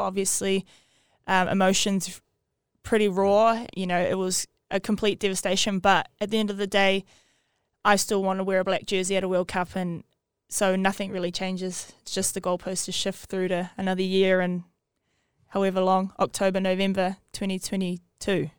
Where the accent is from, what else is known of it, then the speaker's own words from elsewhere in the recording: Great Barrier Island, Auckland, New Zealand; I'm from Great Barrier Island